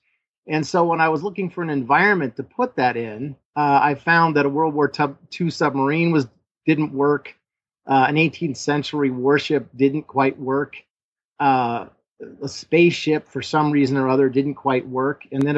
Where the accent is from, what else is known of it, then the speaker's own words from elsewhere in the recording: Los Angeles, California, United States; born there; So I thought, well, I was born in Los Angeles. So I thought, well, I'll come back down to Los Angeles